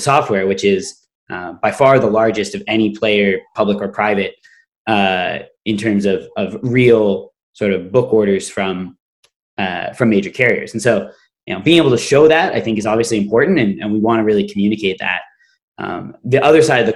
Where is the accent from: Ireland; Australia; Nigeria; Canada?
Canada; I'm Canadian